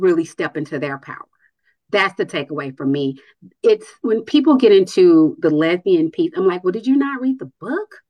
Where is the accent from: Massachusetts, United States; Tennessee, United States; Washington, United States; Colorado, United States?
Tennessee, United States; Nashville; now in Atlanta, United States; I'm from Nashville